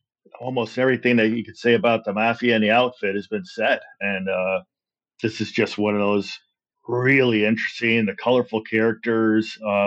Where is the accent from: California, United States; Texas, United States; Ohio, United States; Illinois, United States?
Illinois, United States; Chicago; Born and bred in Chicago